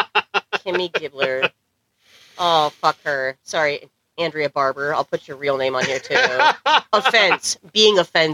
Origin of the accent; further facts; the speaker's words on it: Iowa, United States; we're from Iowa